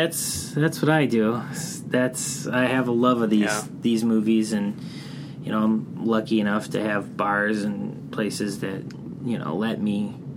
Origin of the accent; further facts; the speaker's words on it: Chicago, Illinois, United States; I'm from Chicago, and I grew up in the city. And I was surrounded by a bunch of mom-and-pop video stores growing up in the Northwest side.